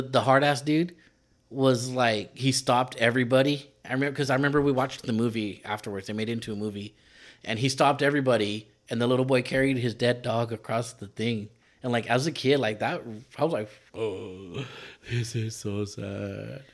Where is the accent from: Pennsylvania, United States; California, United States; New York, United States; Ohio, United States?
California, United States; accent: Mexican; being a Californian who doesn't speak Spanish